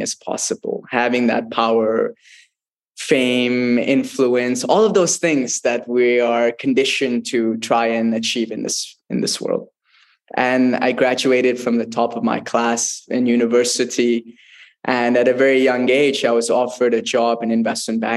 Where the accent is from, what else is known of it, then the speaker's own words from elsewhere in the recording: United States; also born or lived in Mysore, Karnataka, India; growing up in the United States